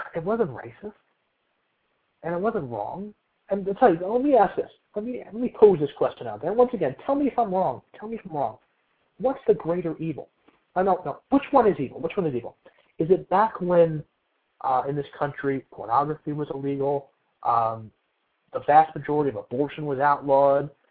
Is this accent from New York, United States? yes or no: no; New Jersey, United States; I'm from New Jersey